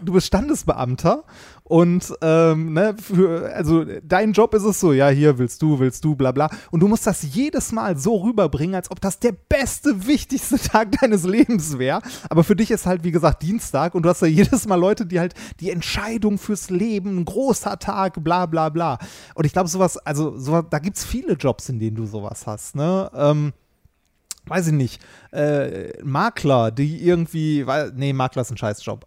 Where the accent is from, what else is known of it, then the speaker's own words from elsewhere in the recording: Ruhr area, North Rhine-Westphalia, Germany; wir sind im Ruhrgebiet groß geworden